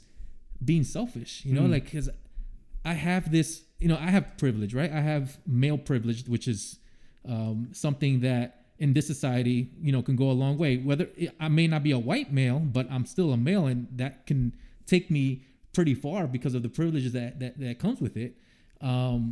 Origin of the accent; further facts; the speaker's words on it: New York City, New York, United States; moved away; growing up in the South Bronx, you know, I grew up, I didn't see a white person until I went to a high school that was 50% white.